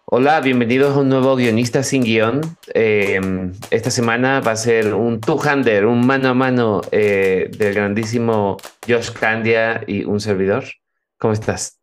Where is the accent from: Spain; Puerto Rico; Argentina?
Spain; Cádiz, Andalusia; Mi familia, mi familia es vasca, yo nací en Cádiz